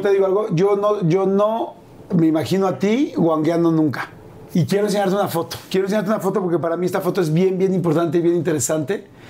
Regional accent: Mexico; esos mexicanos que somos así

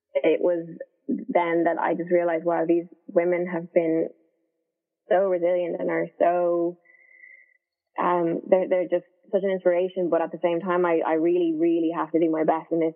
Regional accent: Ireland; moved away as an adult; also born or lived in London, United Kingdom; me from Ireland

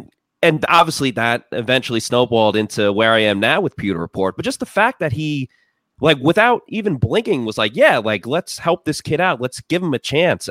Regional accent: Massapequa Park, New York, United States; moved away; my hometown, I come from this town. It's technically Massapequa Park, but I always say Massapequa

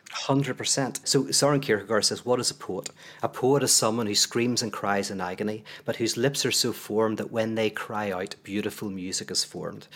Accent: Northern Ireland, United Kingdom; I come from Northern Ireland

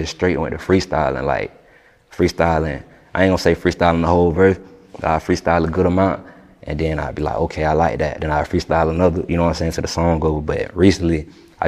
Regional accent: Griffin, Georgia, United States; born or raised there; also born or lived in Atlanta, Georgia; now in Lake City, United States

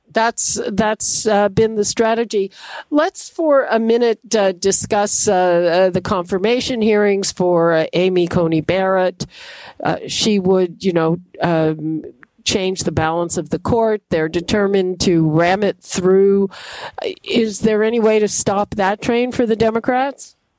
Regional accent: Canada; as a Canadian

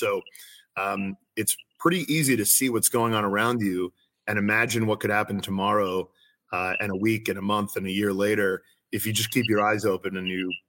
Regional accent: United States; But I'm an American. I see myself as an American. I don't see myself as anything other than that.

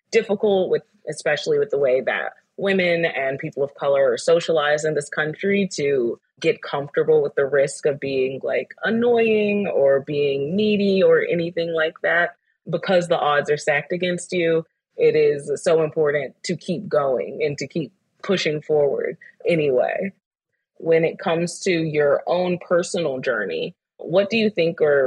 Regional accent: the South, United States; born and raised in the South

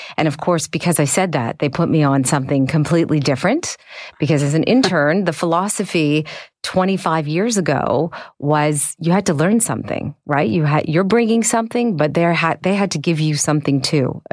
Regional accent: Canada

